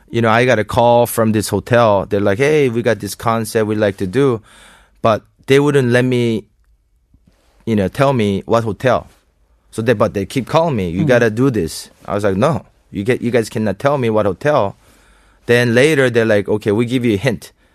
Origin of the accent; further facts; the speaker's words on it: South Korea; English is a second language; moved away; also born or lived in Aspen, Colorado, United States; I'm born and raised in Korea, mm-hmm. and then I moved there to uh, uh, Aspen